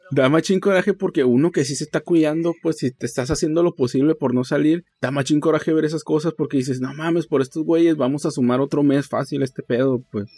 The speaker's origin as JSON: {"language": "Spanish", "country": "Mexico", "said": "como somos mexicanos"}